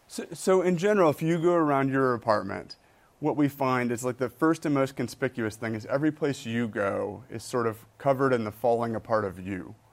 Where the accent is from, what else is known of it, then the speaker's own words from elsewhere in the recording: Michigan, United States; moved away; I grew up in Michigan